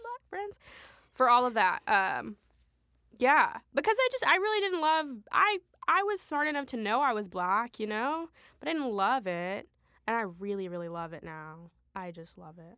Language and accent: English; Rochester, Minnesota, United States; also born or lived in Sudan; I came to the States when I was three, um, and I grew up in Minnesota, Rochester, Minnesota